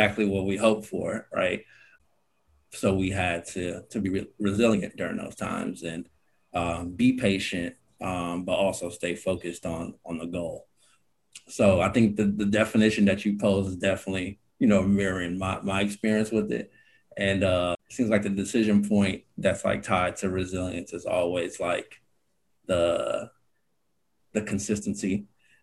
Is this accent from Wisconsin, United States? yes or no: yes; Milwaukee, Wisconsin, United States; moved away as an adult; also born or lived in Lagos, Nigeria / Washington, D.C.; now in Texas, United States; I immigrated from Lagos to Wisconsin when I was 8 years old